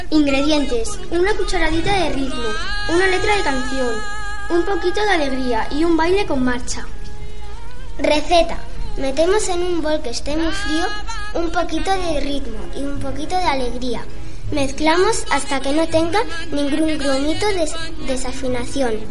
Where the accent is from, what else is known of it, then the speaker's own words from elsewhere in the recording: Herencia, Castilla-La Mancha, Spain; Sí, porque es mi pueblo, es un placer estar con los míos.